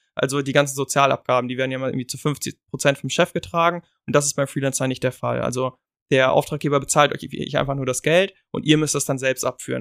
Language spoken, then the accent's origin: German; Germany; wir halt als Deutsch